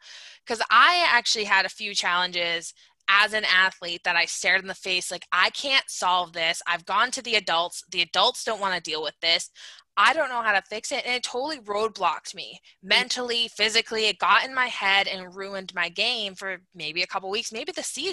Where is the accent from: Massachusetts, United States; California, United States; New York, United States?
Massachusetts, United States; I'm from Massachusetts, we have the Cape Cod Canal